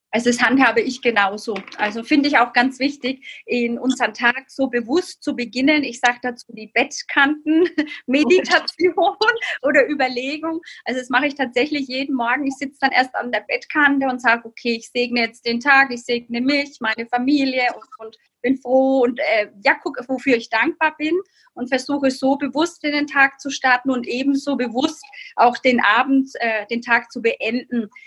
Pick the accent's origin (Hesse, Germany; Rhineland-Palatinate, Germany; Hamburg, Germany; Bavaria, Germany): Bavaria, Germany; Bamberg; Ich komme aus Bamberg